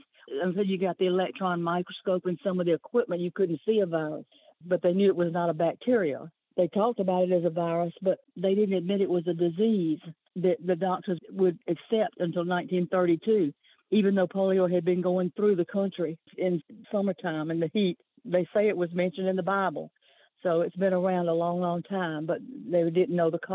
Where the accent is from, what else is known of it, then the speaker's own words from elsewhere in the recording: Tuskegee, Alabama, United States; I was born in Tuskegee